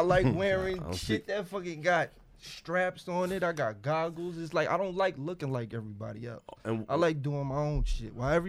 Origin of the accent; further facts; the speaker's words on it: New York City, New York, United States; I'm from Lawton. I mean, I said I'm from Queens.